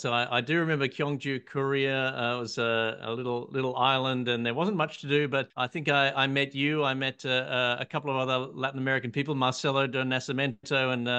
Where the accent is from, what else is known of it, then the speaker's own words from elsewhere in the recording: Australia; I'm an Australian patent attorney